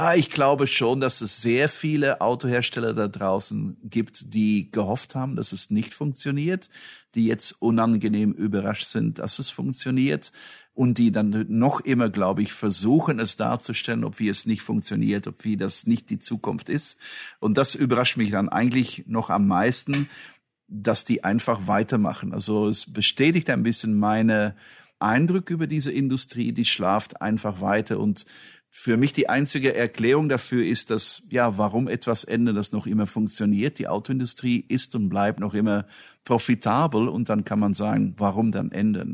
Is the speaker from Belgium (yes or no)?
yes; Belgium; moved away; ich bin Belgier